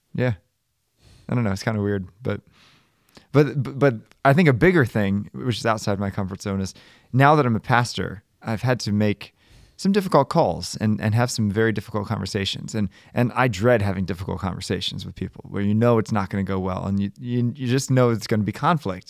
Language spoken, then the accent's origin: English; Baltimore, Maryland, United States; moved away as an adult; now in Bridgeport, United States; Born and raised in Baltimore